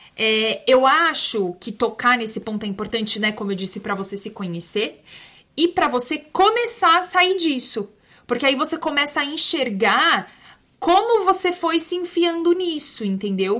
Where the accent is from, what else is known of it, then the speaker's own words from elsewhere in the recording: São Bernardo do Campo, São Paulo, Brazil; eu sou de São Berlondres